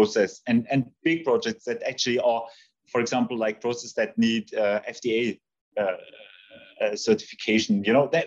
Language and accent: English; Heidenheim, Baden-Württemberg, Germany; a small stadium, which is very close to my hometown. It's Heidenheim